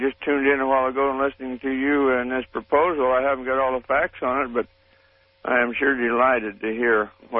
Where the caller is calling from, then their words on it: Caldwell, Idaho, United States; I am calling from Caldwell, Idaho.